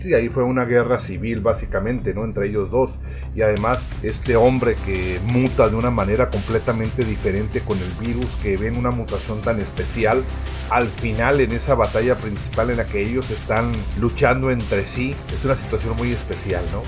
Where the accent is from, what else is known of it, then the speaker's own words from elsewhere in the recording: Baja California, Mexico; todos los que somos de Baja California sabemos los, las ondas de calor que se dan por esos lugares